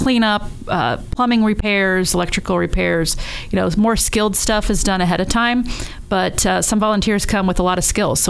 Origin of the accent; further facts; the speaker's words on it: Indiana, United States; moved away as an adult; now in Dayton, United States; I'm not from here. I'm from Indiana.